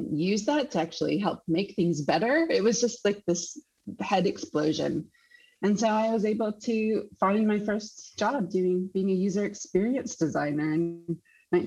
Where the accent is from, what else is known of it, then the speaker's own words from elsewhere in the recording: Council Bluffs, Iowa, United States; moved away as an adult; also born or lived in Chicago, United States; now in Sydney, Australia; I'm from Iowa originally. I grew up in Council Bluffs, Iowa